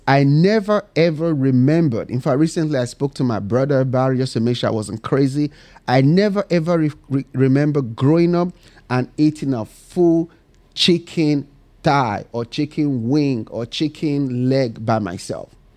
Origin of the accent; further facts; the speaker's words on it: Benin City, Edo, Nigeria; moved away; I was born and raised in Nigeria